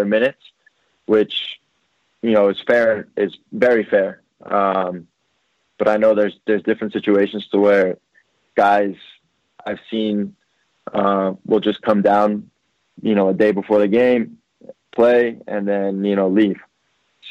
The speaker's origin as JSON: {"language": "English", "region": "New Jersey", "country": "United States", "tie": "born or raised there", "said": "I played with his younger brother growing up in Jersey."}